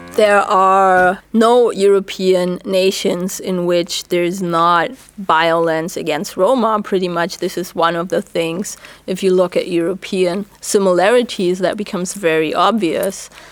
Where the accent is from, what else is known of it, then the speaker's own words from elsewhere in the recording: Germany; English is a second language; moved away as an adult; now in United States; the experience for me and for many other black Germans